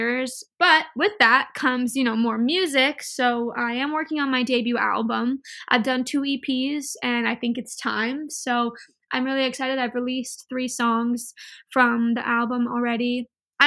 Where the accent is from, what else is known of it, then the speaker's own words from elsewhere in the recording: Inland Empire, California, United States; moved away; it's my hometown. I grew up there